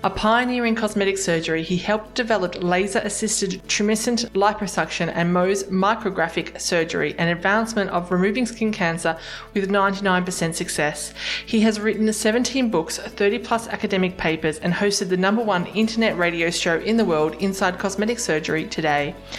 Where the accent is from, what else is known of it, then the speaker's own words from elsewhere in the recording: Australia; I'm an Aussie